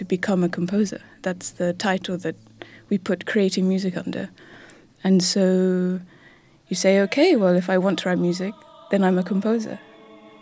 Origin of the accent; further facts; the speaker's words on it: London, United Kingdom; I was born in 1987 in London